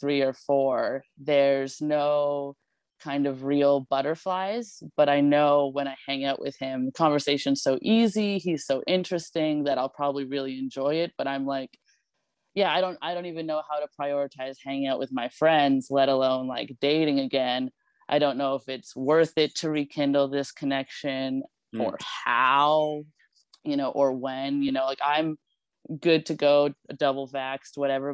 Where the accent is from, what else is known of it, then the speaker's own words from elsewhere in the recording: Yellowknife, Northwest Territories, Canada; now in Vancouver, Canada; I'm from where they call the Knife, Yellowknife